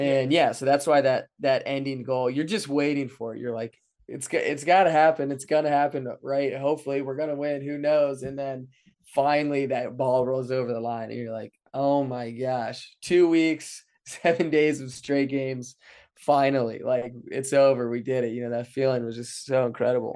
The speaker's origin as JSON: {"language": "English", "town": "Frederick", "region": "Maryland", "country": "United States", "tie": "born or raised there", "moved": "yes", "lives_now": "Saint Louis, United States", "said": "growing up in Frederick."}